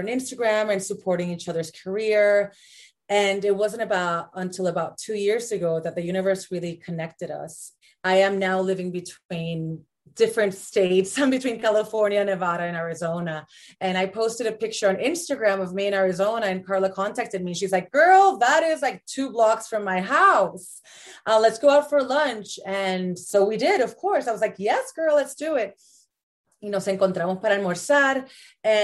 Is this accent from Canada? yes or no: no; Puerto Rico; moved away as an adult; also born or lived in Los Angeles; I was born and raised in Puerto Rico